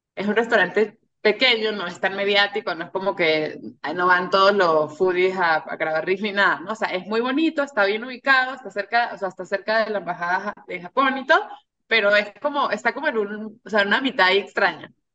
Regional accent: San Cristóbal / Mérida, Andes, Venezuela; also born or lived in Caracas, Venezuela; now in Mexico City, Mexico; mi casa en, San Cristóbal o en Mérida

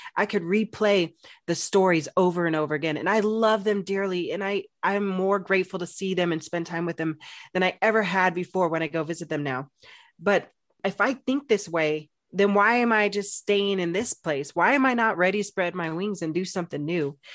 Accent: Phoenix, Arizona, United States; moved away as an adult; I'm from Phoenix, Arizona, big city, loved it. was there for sixteen years.

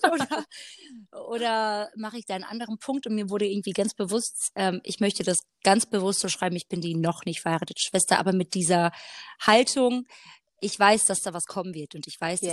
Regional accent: Black Forest, Baden-Württemberg, Germany; moved away as an adult; also born or lived in Hanover; seit ich jetzt wieder hier bin, im Schwarzwald wieder, ich bin vor einem Jahr zurückgezogen, ähm, wieder in meine Heimatstadt

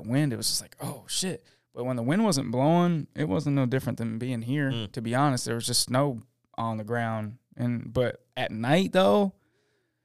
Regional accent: Syracuse, New York, United States; moved away; I'm from Syracuse

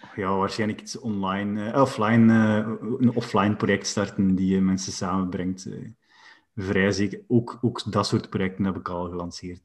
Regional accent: West Flanders, Belgium; als West-Vlaming

